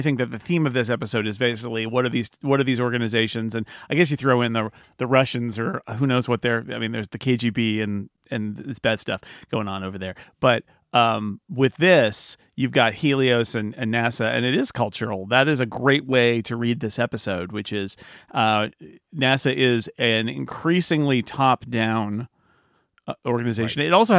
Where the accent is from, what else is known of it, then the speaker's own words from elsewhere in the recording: Sonora, California, United States; So Karen's so out in the scrub land of Texas or where I grew up in Sonora